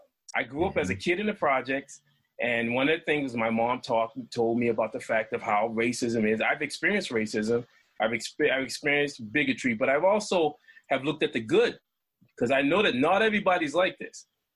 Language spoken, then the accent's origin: English; Boston, Massachusetts, United States; I grew up in Boston and I grew up in the projects